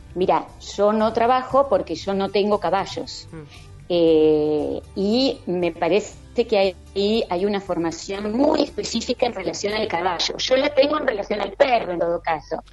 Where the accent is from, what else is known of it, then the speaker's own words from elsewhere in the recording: Argentina; yo soy argentina